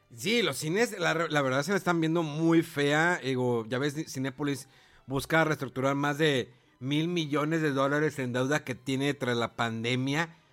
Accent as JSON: {"language": "Spanish", "area": "Cerro de la Silla", "region": "Nuevo León", "country": "Mexico", "tie": "born or raised there", "said": "Yo vivía anteriormente toda mi infancia, adolescencia por el Cerro de la Silla, que es un lugar, pues es un cerro enemático del estado de Nuevo León"}